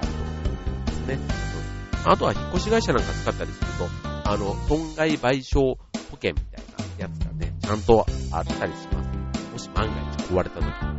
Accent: Osaka, Japan; 僕も大阪ですけど

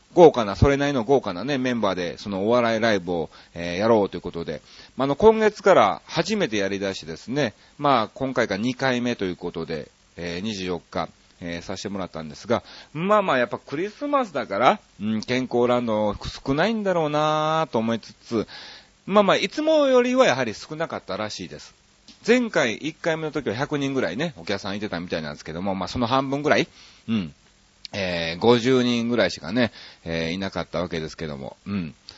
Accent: Kansai, Japan; moved away as an adult; also born or lived in Osaka; now in Tokyo, Japan; 関西人ですから

